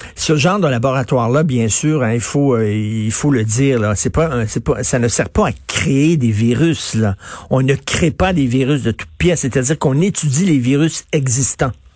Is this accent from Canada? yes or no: yes; Canada